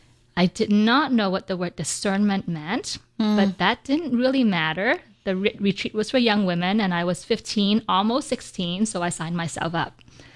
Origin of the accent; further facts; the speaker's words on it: Vancouver, British Columbia, Canada; I grew up in Vancouver, British Columbia, so they would come down to Vancouver.